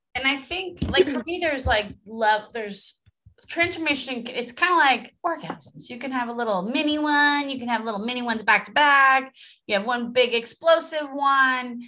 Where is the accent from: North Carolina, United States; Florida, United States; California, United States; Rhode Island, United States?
California, United States; Los Angeles; accent: Valley girl; I am from San Fernando Valley